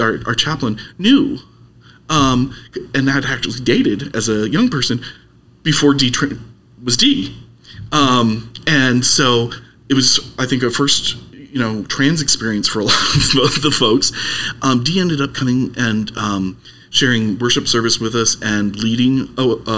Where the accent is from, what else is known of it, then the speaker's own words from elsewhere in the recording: Lancaster, Pennsylvania, United States; also born or lived in Massachusetts; now in Arizona, United States; I'm from Lancaster originally